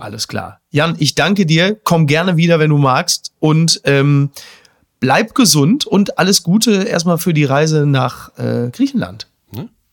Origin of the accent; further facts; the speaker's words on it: Castrop-Rauxel, North Rhine-Westphalia, Germany; ich komme aus dem Ruhrgebiet, in meiner Heimatstadt Kastrop-Rauxel